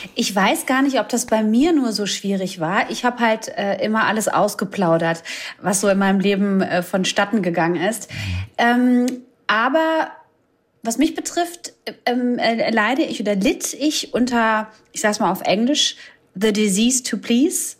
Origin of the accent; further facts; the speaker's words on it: Croatia; Ich bin Kroatin